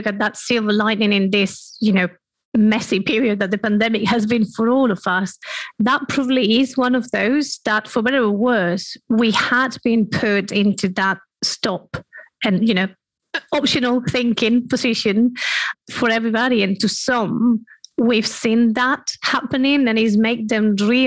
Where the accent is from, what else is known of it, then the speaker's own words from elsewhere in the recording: Spain; moved away; I'm coming from Spain, where family and that cultural background and influence is definitely very important